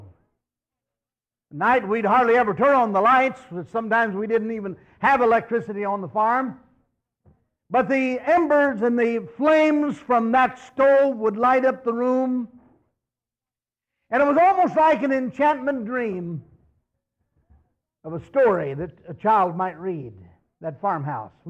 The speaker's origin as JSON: {"language": "English", "area": "Miami River Valley", "region": "Ohio", "country": "United States", "tie": "born or raised there", "said": "I was born and raised in the Miami River Valley in Ohio"}